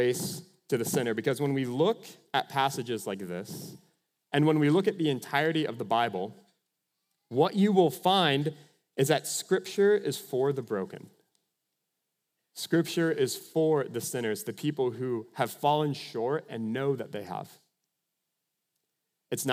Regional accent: Minnesota, United States; I'm from Minnesota

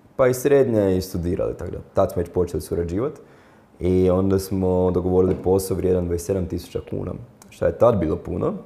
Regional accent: Zagreb, City of Zagreb, Croatia; ja sam tu iz Zagreba, ono, živio sam sa roditeljima

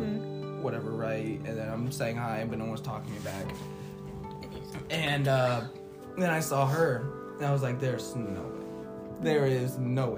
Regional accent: Council Bluffs, Iowa, United States; moved away as an adult; also born or lived in Omaha, Nebraska; now in Wisconsin, United States; I was born in Omaha, but I lived in Iowa

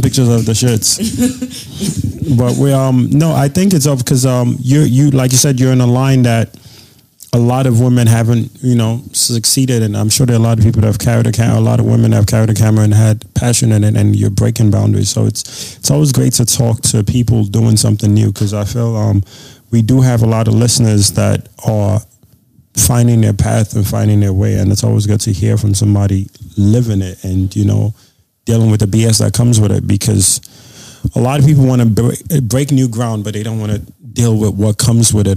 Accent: Badagry, Lagos, Nigeria; now in United States; I grew up in Nigeria

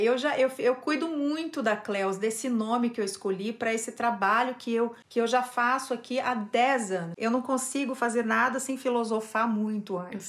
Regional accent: Brazil; moved away as an adult; now in Turkey; somos brasileiros

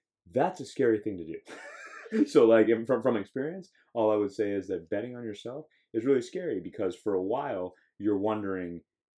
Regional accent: Miami, Florida, United States; I know people from Miami, I'm from Miami.

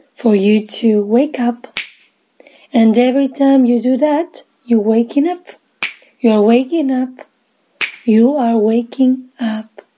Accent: Argentina; from Argentina

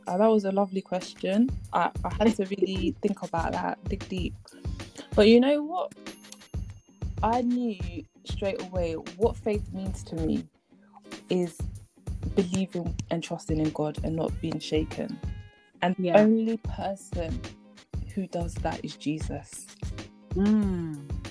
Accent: Ghana; moved away; I'm Ghanaian and I'm going back to Ghana eventually

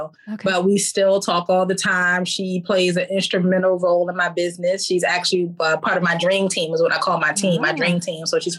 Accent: Philadelphia, Pennsylvania, United States; So I grew up in Philadelphia. I grew up in a household with both parents. I had five brothers and three sisters.

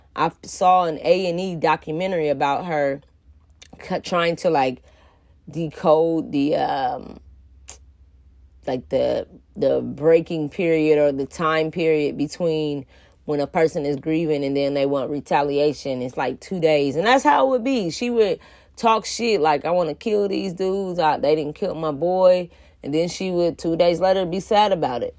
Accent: outside of Indianapolis, United States; I grew up outside of Indianapolis

